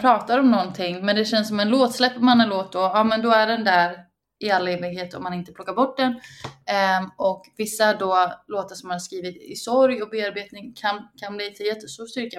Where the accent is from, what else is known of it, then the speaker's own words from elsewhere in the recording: Uppsala, Uppsala County, Sweden; När jag växte upp i Uppsala